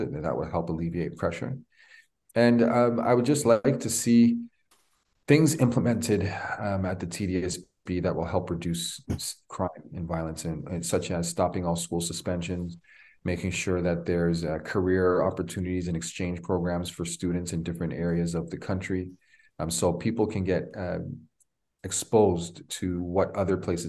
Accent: Toronto, Ontario, Canada; I'm born and raised in Toronto, 49 years old

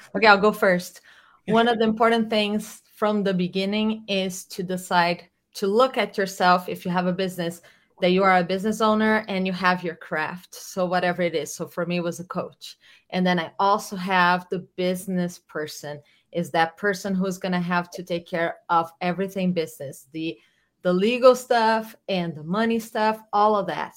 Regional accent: Brazil; moved away as an adult; I'm from Brazil. I moved here in 2000 1999

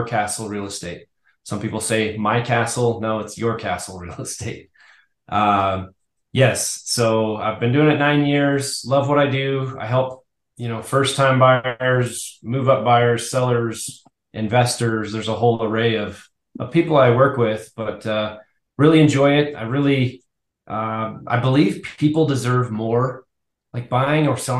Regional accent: Arvada, Colorado, United States; also born or lived in Broomfield, Colorado; So I'm a Colorado native. I grew up in Arvada

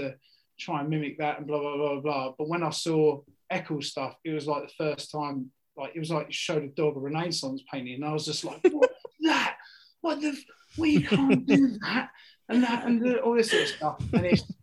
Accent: Essex, East of England, United Kingdom; I'm from Essex. I'm from an estate in Essex.

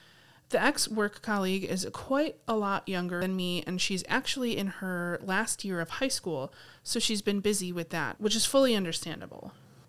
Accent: Sydney, New South Wales, Australia; She's from Melbourne, I'm from Sydney, and we both studied in Canberra.

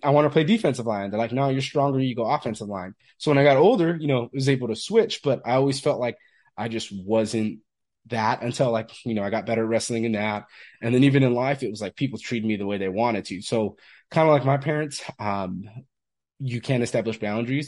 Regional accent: Fresno, California, United States; I'm from Fresno, California originally

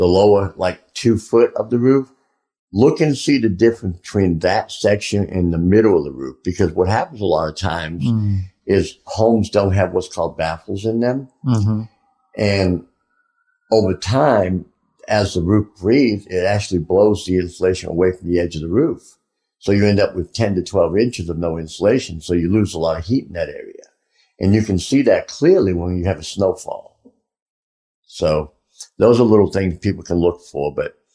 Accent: Boston, Massachusetts, United States; I'm from Boston.

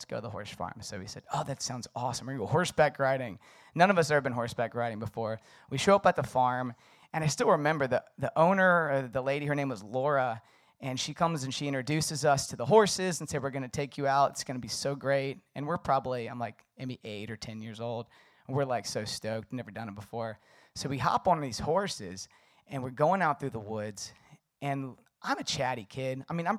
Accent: Virginia, United States; So I grew up in the Shenandoah Valley, beautiful mountains. And there's lots of horses, horseback riding.

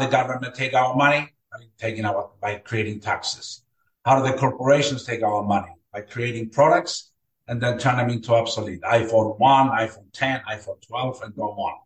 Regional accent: Cyprus; English is a second language; moved away as an adult; also born or lived in Greece / Bay Shore, New York, United States; now in Florida, United States; I was born and raised in Cyprus. I came to the United States in 1981

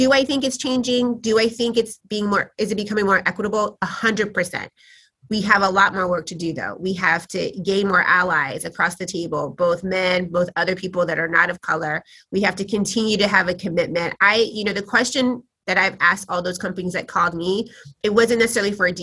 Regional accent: Tennessee, United States; now in New York, United States; I grew up in Tennessee

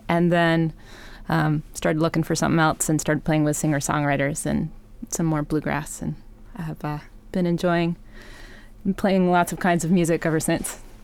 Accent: Wisconsin, United States; moved away; also born or lived in San Francisco; I grew up in Wisconsin

